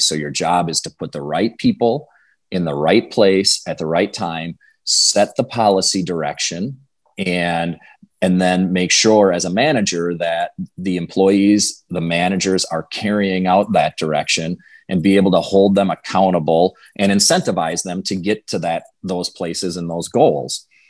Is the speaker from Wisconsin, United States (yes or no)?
yes; Clear Lake, Wisconsin, United States; I grew up in Western Wisconsin, went to school in a small town called Clear Lake, and lived out in the country